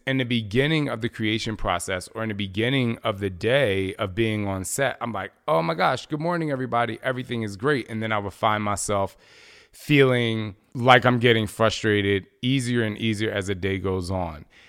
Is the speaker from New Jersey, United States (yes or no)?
yes; New Jersey, United States; I'm from Jersey